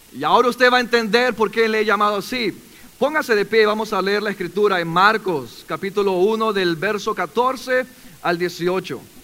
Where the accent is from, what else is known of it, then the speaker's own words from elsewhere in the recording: Callao, Peru; moved away; Cuando yo era pequeño, tenía 12 años, yo soy del Perú